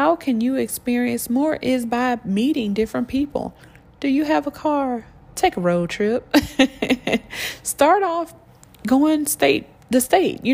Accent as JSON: {"language": "English", "region": "Georgia", "country": "United States", "said": "I come from Georgia"}